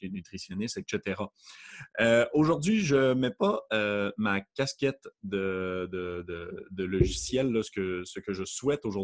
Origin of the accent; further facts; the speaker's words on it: Quebec, Canada; accent: Quebec; donc je suis, comme vous pouvez peut-être le remarquer avec mon léger accent du Québec